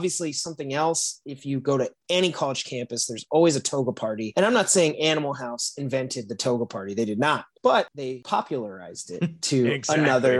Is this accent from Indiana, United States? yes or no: yes; South Bend, Indiana, United States; I'm from South Bend, Indiana